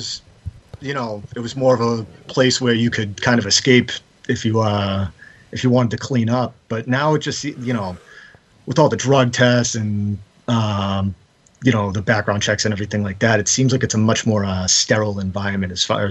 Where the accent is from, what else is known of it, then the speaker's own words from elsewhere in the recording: Quincy, Massachusetts, United States; I grew up right outside of Boston, right south of the city, in Quincy.